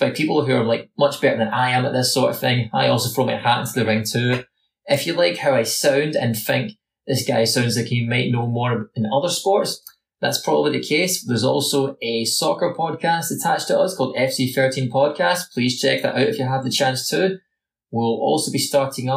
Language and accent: English; Scotland, United Kingdom; I'm not Canadian, I'm Scottish